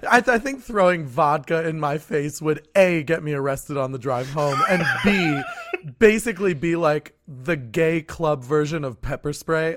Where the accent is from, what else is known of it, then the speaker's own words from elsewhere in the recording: New Jersey, United States; I grew up in a small fictional town in New Jersey.